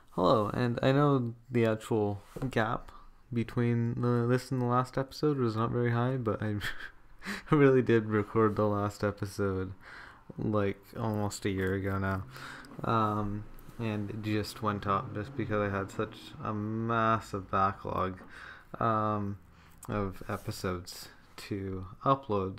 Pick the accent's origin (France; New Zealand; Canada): Canada; my home country of Canada